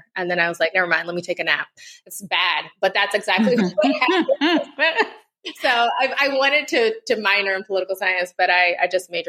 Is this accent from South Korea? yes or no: no; South Africa; So I got to see democracy birthed in South Africa at like 10 years old and experience it really as a South African child because I was in school there